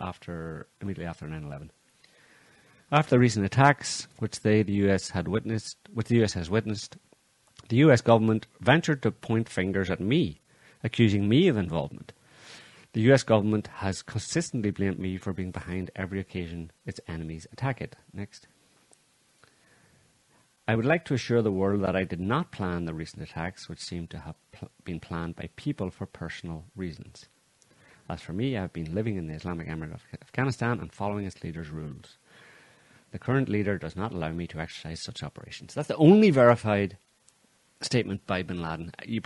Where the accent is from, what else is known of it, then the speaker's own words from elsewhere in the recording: Northern Ireland, United Kingdom; like I grew up in Northern Ireland